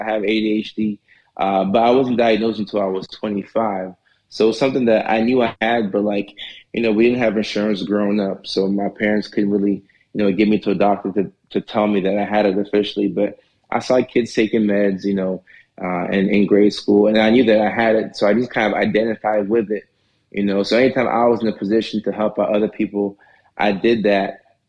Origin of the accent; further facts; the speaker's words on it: Nashville, Tennessee, United States; also born or lived in Ghana / Norway / Atlanta; So I was born in Ghana and then left when I was one. You know, we moved to Norway, you know, which is another small country in Europe. So we're there for about 5-6 years. And after that, we moved to Nashville, Tennessee.